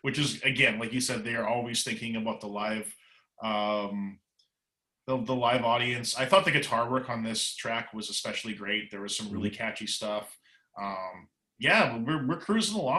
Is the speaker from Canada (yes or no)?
yes; Canada